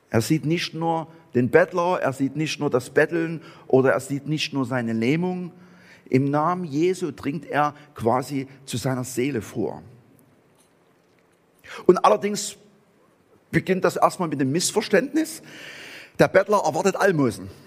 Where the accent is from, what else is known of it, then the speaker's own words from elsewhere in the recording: Saxony, Germany; accent: Saxon; ich spreche Sächsisch, aber ich werde auf Angelsächsisch übersetzt.